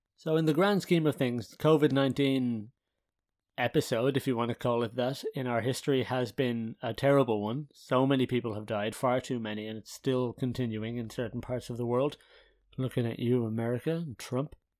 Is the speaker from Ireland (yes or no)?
yes; Ireland; now in Haarlem, Netherlands; as an Irish person